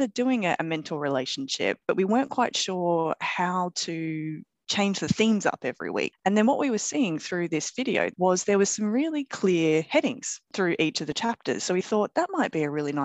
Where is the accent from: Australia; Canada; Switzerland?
Australia; moved away as an adult; as an Aussie